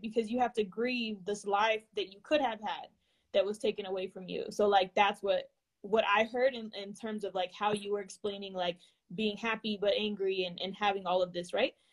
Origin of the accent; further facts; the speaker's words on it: California, United States; being from California